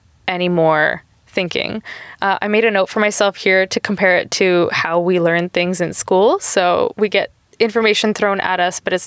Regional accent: Canada; we're Canadian

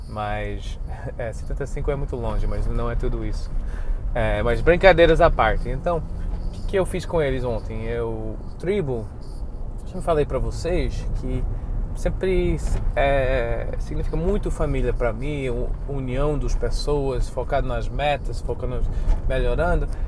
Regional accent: United States; now in Brazil; como somos americanos

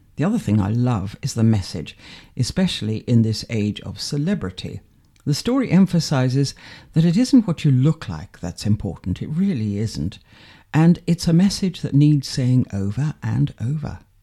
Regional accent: Manchester, North West England, United Kingdom; also born or lived in London; now in Stalbridge, United Kingdom; I come from Manchester

